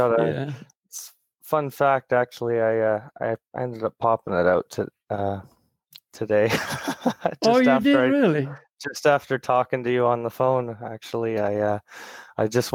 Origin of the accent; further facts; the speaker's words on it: British Columbia, Canada; also born or lived in Ontario, Canada; We're originally from Ontario, Canada, and we moved to British Columbia when I was around 7 years old.